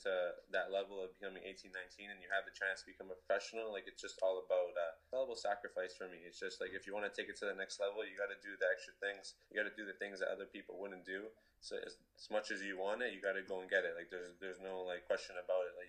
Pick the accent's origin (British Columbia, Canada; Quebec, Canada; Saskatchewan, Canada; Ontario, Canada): Ontario, Canada; Toronto; my hometown